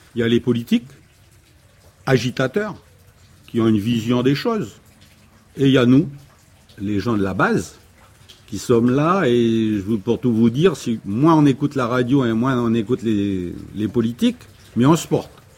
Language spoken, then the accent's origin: French; Poya, North Province, New Caledonia; Moi, je suis calédonien, moi. Moi, je suis d'abord un mec de Poya, après, je suis un mec du Nord, après, je suis calédonien, après, je suis français